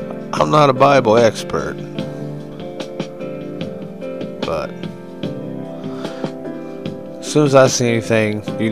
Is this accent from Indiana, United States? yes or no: no; Huntington, West Virginia, United States; There's one in my hometown